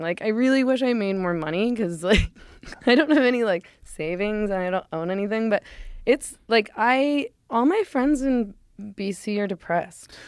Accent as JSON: {"language": "English", "town": "Vancouver", "region": "British Columbia", "country": "Canada", "tie": "born or raised there", "moved": "yes", "said": "I was born in Vancouver and grew up in Vancouver"}